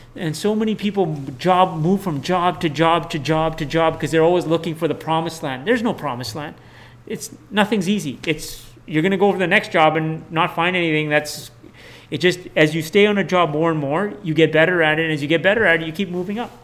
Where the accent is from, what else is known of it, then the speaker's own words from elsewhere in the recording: Manitoba, Canada; we're Manitobans